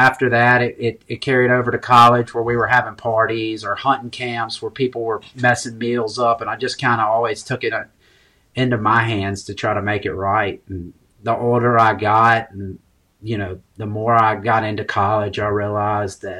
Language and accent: English; Ridgeland, Mississippi, United States; also born or lived in Jackson, Mississippi; I was born in South Jackson, and about 1988, I moved to Ridgeland